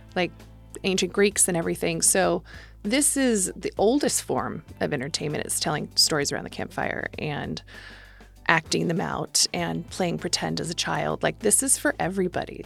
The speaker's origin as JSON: {"language": "English", "town": "Placerville", "region": "California", "country": "United States", "tie": "born or raised there", "also_born_or_lived": "San Francisco, California"}